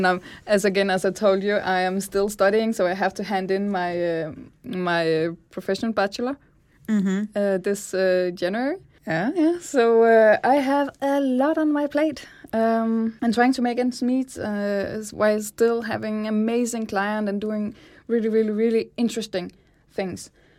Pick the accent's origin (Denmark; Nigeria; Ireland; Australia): Denmark; Zealand; Well, I am from Sjælland originally, and I traveled to Kolding to study design on SDU.